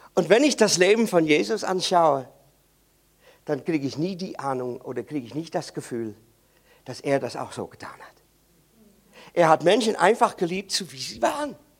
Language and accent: German; Netherlands; German is a second language; Ich bin Holländer und bei uns in Holland